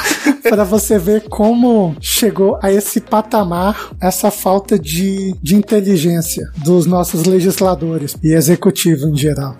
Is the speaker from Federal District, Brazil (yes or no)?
yes; Brasília, Federal District, Brazil; sou de Brasília